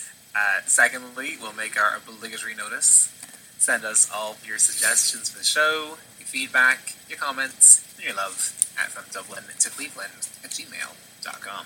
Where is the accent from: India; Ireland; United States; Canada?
Ireland